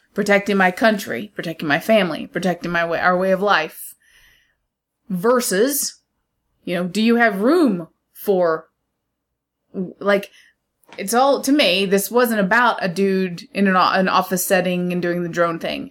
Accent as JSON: {"language": "English", "country": "United States", "said": "being an American"}